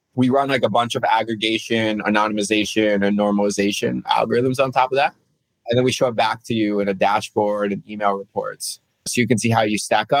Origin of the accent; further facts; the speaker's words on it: New Jersey, United States; I grew up in New Jersey